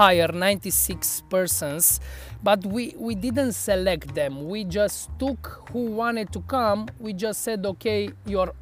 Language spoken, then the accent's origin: English; Cluj-Napoca, Cluj County, Romania; organized the Untold Festival in my hometown